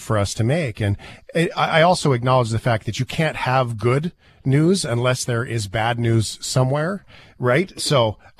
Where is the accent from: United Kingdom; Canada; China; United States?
Canada; Flin Flon, Manitoba; now in Calgary, Canada; I'm in Calgary, but I was born in Flin Flon, so I've been in and out a bunch of times